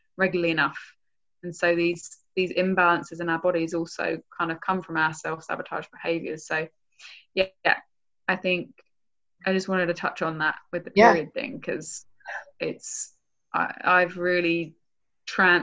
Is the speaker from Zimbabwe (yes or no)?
no; England, United Kingdom; now in United States; I'm from England.